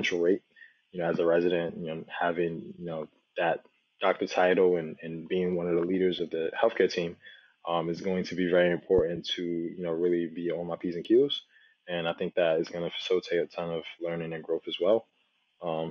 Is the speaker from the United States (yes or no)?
yes; New Jersey, United States; also born or lived in Nigeria; I was raised in Jersey. I was born in Nigeria, but I was raised in Jersey since I was 3 years old